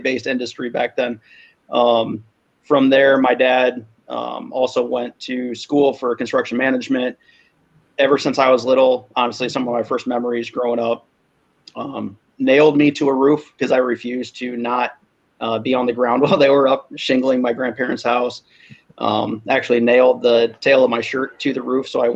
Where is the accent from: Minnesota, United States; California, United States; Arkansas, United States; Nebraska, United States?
Nebraska, United States; Omaha; now in Michigan, United States; I grew up in Omaha. I'm in the People's Republic of Michigan right now